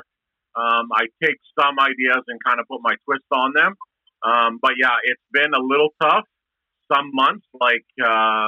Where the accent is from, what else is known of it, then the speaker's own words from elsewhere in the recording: Edmonton, Alberta, Canada; I was a kid growing up in Castle Downs. And actually, I grew up, it's funny, I grew up like a block away from where the restaurant is.